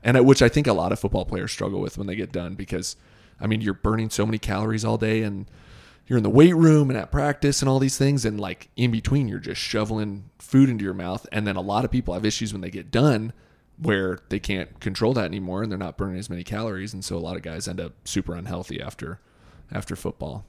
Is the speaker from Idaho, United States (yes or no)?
yes; Boise, Idaho, United States; growing up in Boise